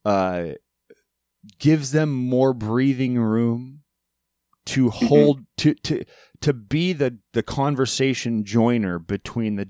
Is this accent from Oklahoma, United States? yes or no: no; Alaska, United States; growing up in Alaska